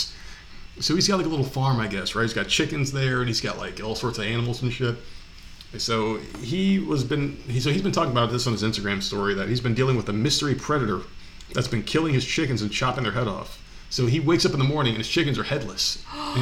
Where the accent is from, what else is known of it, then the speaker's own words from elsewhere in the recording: New Jersey, United States; moved away; also born or lived in New York; I'm from Jersey